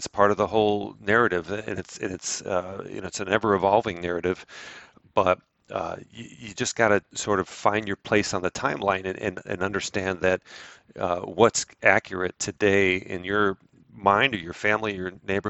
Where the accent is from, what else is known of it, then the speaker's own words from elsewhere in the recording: Chicago, Illinois, United States; moved away; I am Italian American, but I came from Chicago, not from New York.